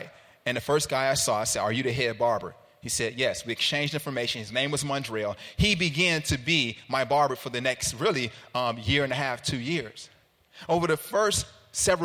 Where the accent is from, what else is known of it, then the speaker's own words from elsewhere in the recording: Chicago, Illinois, United States; also born or lived in Carbondale; I'm from Chicago, but I went downstate for school